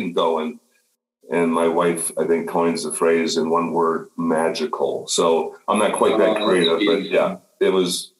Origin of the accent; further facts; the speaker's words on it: northern Minnesota, United States; moved away as an adult; now in Chicago, United States; I grew up on a farm 10 miles from the Canadian border in northern Minnesota